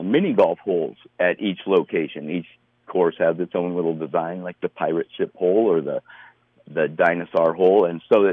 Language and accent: English; Colorado, United States; growing up around Colorado